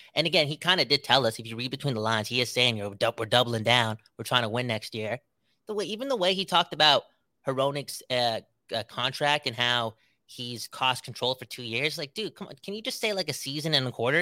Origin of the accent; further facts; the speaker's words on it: Canada; we're Canadian, most of us